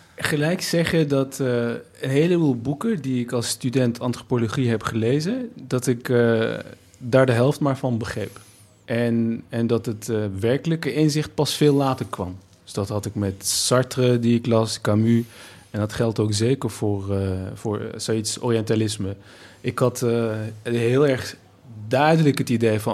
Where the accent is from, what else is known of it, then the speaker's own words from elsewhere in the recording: Nijmegen, Gelderland, Netherlands; als Turk, Nederlander, Nijmegenaar, geboren in, in, in een achterstandswijk